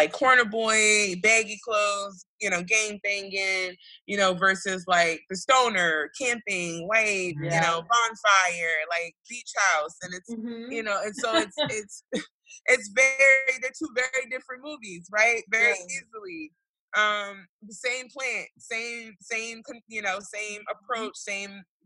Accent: Philadelphia, Pennsylvania, United States; my neighborhood, I come from North Philadelphia

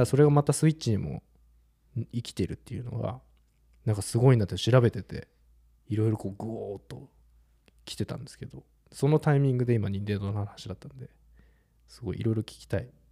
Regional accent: Japan; 日本だよ

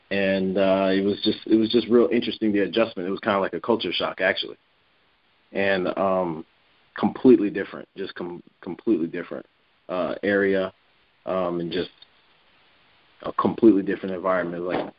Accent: San Diego, California, United States; also born or lived in Connecticut, United States; my first memories are actually in Connecticut. And, and I got to San Diego around eight years old, something like that. And I've been here ever since.

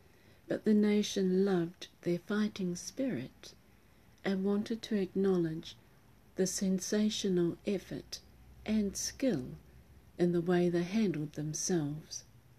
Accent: New Zealand; Sometimes I really love my home country.

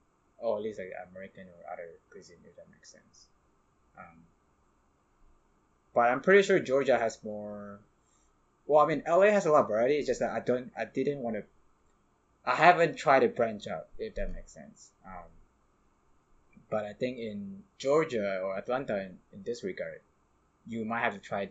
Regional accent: Indonesia; moved away; I'm from Indonesia

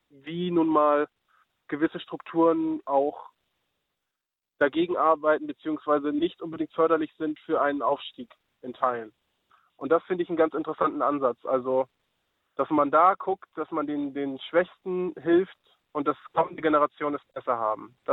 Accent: Oldenburg, Lower Saxony, Germany; Wie erwähnt, ich komme gebürtig aus Oldenburg, bin bei meiner Mutter groß geworden.

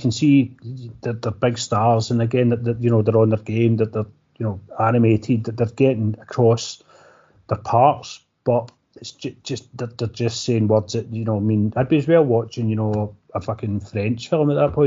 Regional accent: Scotland, United Kingdom; we're Scottish

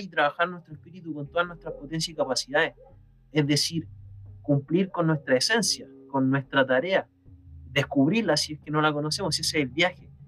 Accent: Chile; en mi país

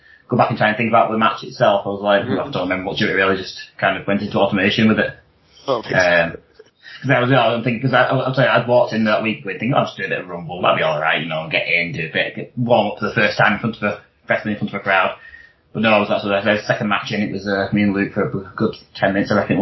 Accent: Wigan, North West England, United Kingdom; I'm from Wigan

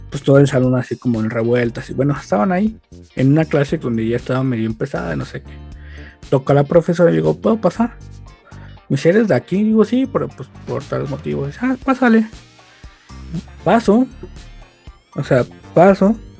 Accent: State of Mexico, Mexico; yo soy del Estado de México

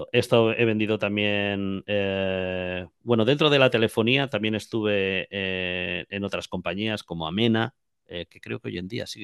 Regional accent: Jaén, Andalusia, Spain; now in Madrid, Spain; Yo vine a Madrid, eh, aunque no se me note por el acento, soy de Jaén

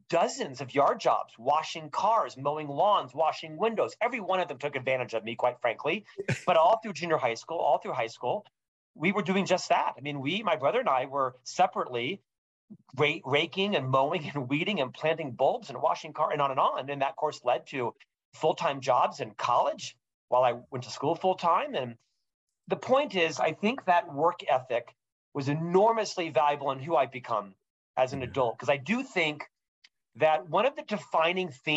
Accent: Central Florida, United States; now in Utah, United States; I was born and raised in Central Florida in a upper middle class family in the 70s and 80s

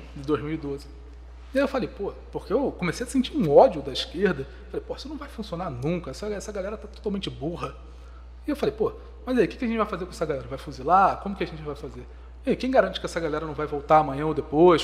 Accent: Petrópolis, Rio de Janeiro, Brazil; nasci na região serrana do Rio, nasci em Itaipava, uma grande colônia que é quase uma cidade.

